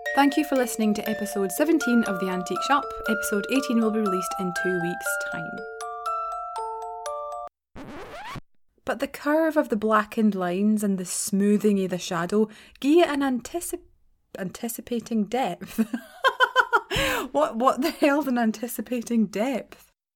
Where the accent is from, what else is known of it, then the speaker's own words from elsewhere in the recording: Scotland, United Kingdom; as a Scottish person